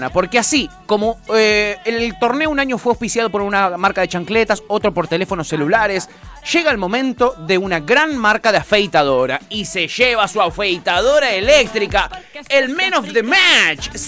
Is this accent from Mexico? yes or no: no; Argentina; Nosotros somos de Argentina